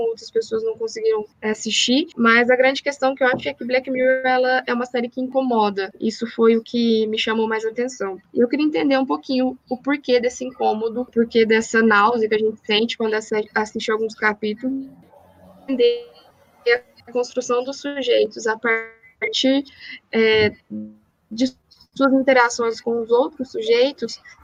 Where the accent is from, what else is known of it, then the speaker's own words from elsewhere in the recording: Poços de Caldas, Minas Gerais, Brazil; also born or lived in Belo Horizonte; eu sou de Poços de Caldas, fiz meu mestrado na PUC de BH